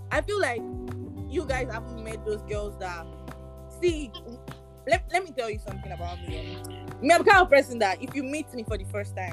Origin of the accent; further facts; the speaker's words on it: Nigeria; So just say for now, oh, as me, I'm a Nigerian boy, yo.